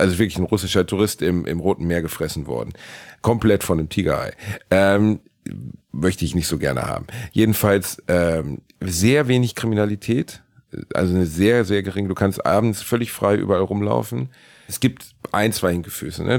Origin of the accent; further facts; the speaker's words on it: Germany; Ich komme aus Deutschland